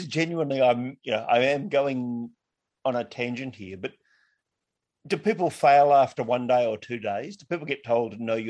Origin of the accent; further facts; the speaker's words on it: Australia; as an Australian